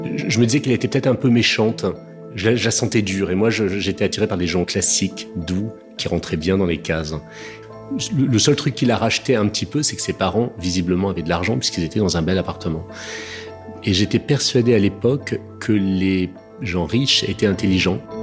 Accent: Paris, Île-de-France, France; also born or lived in French provinces (unspecified); j'ai d'abord été élevé dans une cité HLM en province. Et ensuite, à la suite de la séparation de mes parents, quand j'avais 7 ans, l'âge de raison, je me suis retrouvé dans l'hôtel particulier du 16e arrondissement de mes grands-parents maternels.

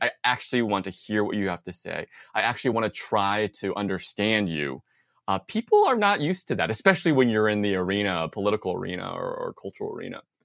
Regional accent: Bay Area, California, United States; I grew up in the Bay Area

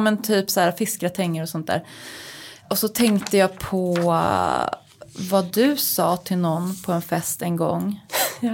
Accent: Uppsala, Uppsala County, Sweden; also born or lived in New York; now in Stockholm, Sweden; hemma här i Stockholm eller Uppsala där jag kommer ifrån

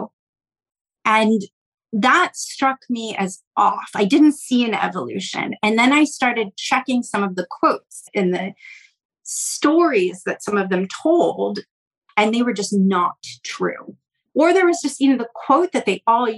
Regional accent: California, United States; moved away; I grew up in California and we study a very different history there

